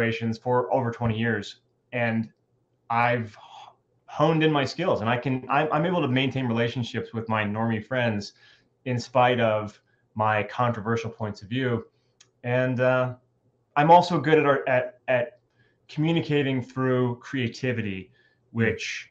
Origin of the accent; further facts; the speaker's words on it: Southern California, United States; moved away as an adult; also born or lived in Bay Area, California; now in North Idaho, United States; I'm a Californian and I spent most of my life in Southern California, but I also lived in the Bay Area for a bit.